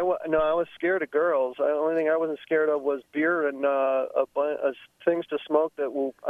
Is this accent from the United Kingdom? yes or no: no; Kenosha, Wisconsin, United States; moved away as an adult; now in Racine, United States; I live in Racine now. I grew up in Kenosha